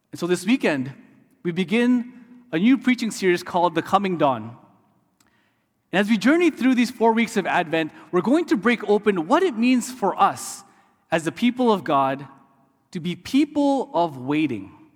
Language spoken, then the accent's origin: English; Canada; also born or lived in Detroit, Michigan; as a Canadian studying in the U S